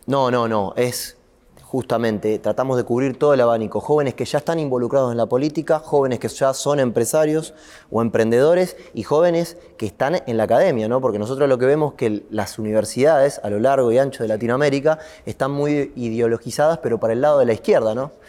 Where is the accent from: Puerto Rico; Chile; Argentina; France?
Argentina; los argentinos